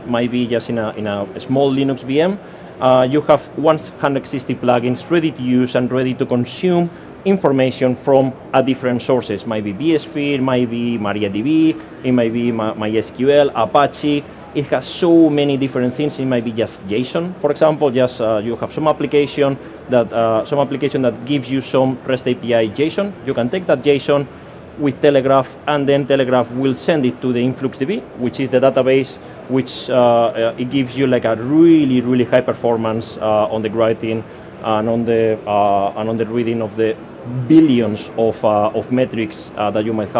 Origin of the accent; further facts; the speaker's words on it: Spain; accent: Spanish; English is a second language; now in United Kingdom; I'm Spanish, as you can hear by my accent, so I'm just a Spanish guy living in the UK